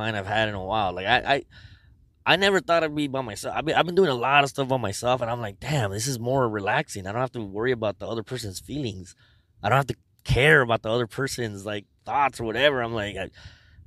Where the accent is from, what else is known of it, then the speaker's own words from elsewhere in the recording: Los Angeles, California, United States; I grew up on First and State